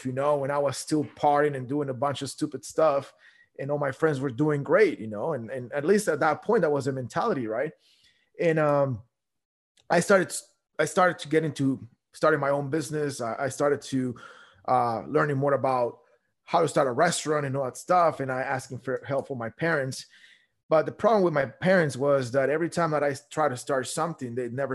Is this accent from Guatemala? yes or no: yes; Guatemala; I grew up in Guatemala